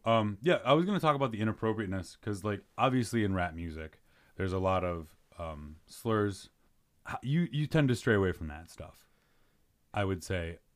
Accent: Chicago, Illinois, United States; I grew up in Mount Greenwood

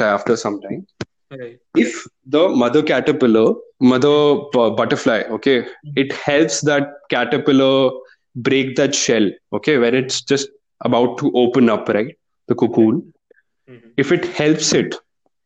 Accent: India; Indian parenting

